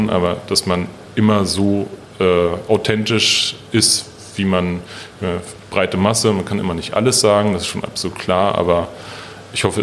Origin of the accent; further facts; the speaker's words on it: Berlin, Germany; Ja, die haben schon eine schlotterige Art, aber ich bin selber Berliner